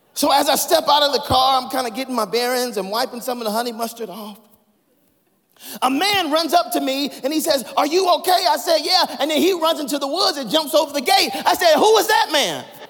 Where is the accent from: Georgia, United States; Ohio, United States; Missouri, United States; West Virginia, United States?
Georgia, United States; Atlanta; I'm from Atlanta, Georgia.